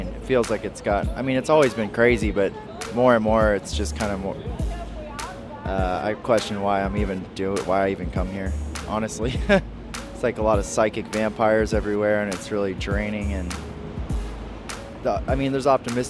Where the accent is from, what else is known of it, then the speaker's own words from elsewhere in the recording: Sacramento, California, United States; I'm in a band called … I'm from Sacramento, California.